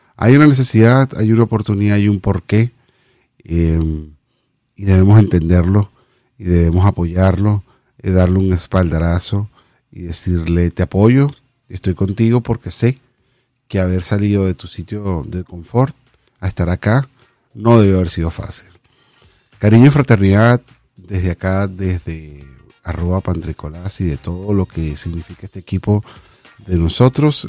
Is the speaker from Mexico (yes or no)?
no; Venezuela; moved away as an adult; nos vinimos, nos vinimos de Venezuela